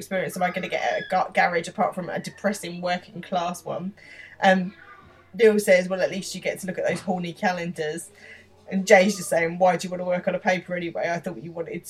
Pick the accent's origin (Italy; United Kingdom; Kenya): United Kingdom; London; accent: Estuary, East London; That's my accent. That's much more my accent than the boys' accent. Like, that's an estuary, proper, nasty East London accent